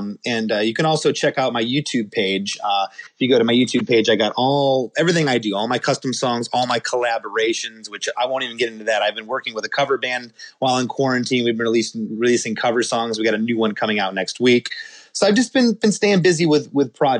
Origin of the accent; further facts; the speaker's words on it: Michigan, United States; I was born in Michigan in 1973